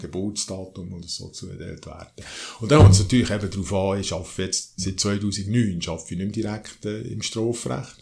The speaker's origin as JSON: {"language": "German", "town": "Oberdorf", "region": "Solothurn", "country": "Switzerland", "tie": "born or raised there", "also_born_or_lived": "Bern", "said": "Meine Eltern äh, haben 1963 das Haus gebaut hier in Oberdorf"}